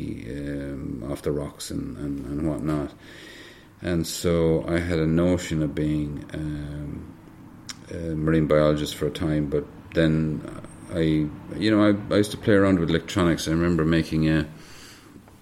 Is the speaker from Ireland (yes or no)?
yes; Templemore, Munster, Ireland; also born or lived in Dublin, Ireland; I was actually born in Dublin, but we moved to Templemore when I was quite young, three or that kind of a way